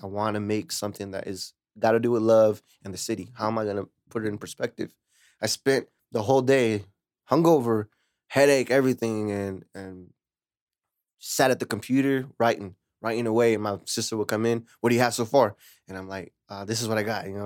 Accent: Lemoore, California, United States; moved away as an adult; also born or lived in Hanford; now in Huron, United States; I'm originally from Lamore. I grew up in Lamore till I was eighteen, and then I moved to here and I live with my mama

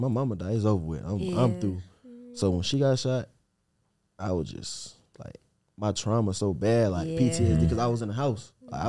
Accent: Atlanta, Georgia, United States; I'm from Atlanta.

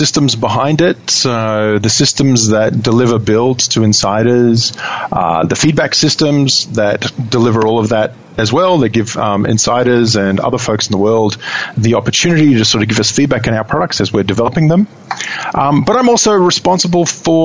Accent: Sydney, New South Wales, Australia; accent: Australian; moved away as an adult; now in Seattle, United States; Aussie boy, born and bred in Sydney, Australia.

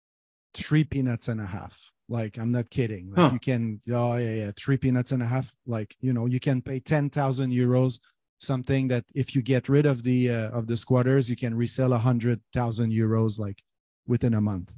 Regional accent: Montreal, Quebec, Canada; English is a second language; moved away as an adult; also born or lived in Las Vegas, United States; now in Catalonia, Spain; I'm born and raised in Montreal, Quebec.

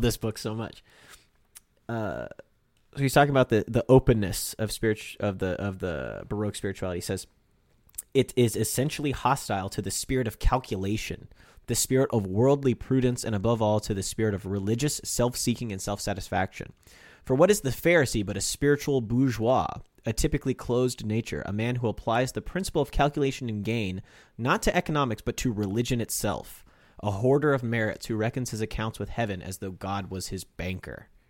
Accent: United States; we grew up in the Catholic Church in America

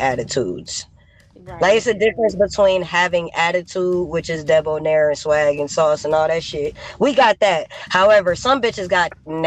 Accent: Los Angeles, California, United States; I grew up in South Central

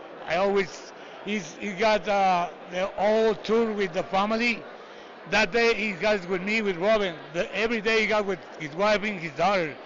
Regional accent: Tijuana, Baja California, Mexico; English is a second language; I grew up in Tijuana, my hometown

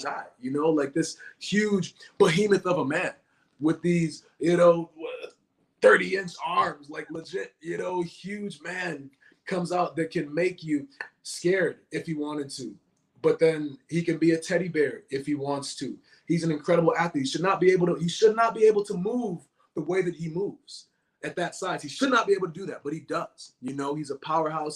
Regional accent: Boston, Massachusetts, United States; my hometown, nonetheless, in Boston, in the Bean town

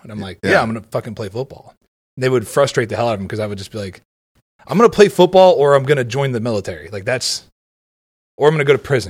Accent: Ohio, United States; I grew up in Ohio.

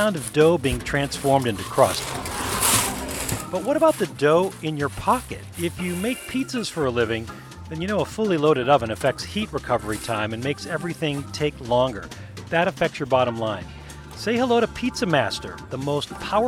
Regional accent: Chicago, Illinois, United States; We are staying in my hometown this week, Chicago.

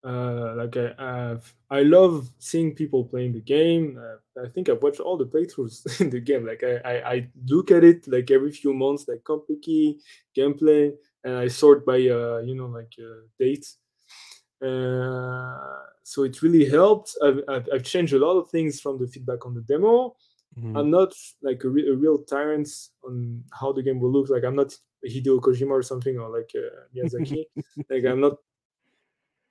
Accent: France; I'm from France

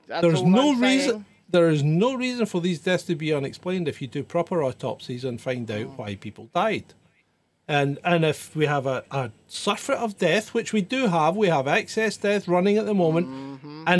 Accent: Scotland, United Kingdom; I'm Scottish. I say but at the end of sentences sometimes.

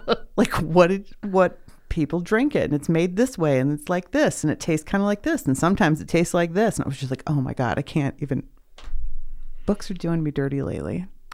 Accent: Kentucky, United States; like I was born in Kentucky. I should know about my heritage.

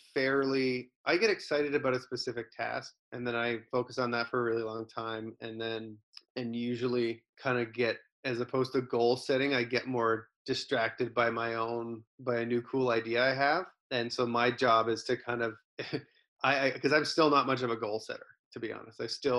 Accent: Canada; You know, I'm a Canadian entertainer

